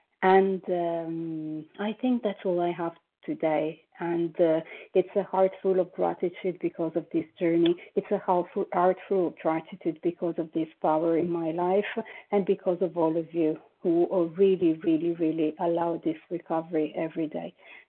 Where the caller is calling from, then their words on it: Paris, Île-de-France, France; I am calling from Paris, France.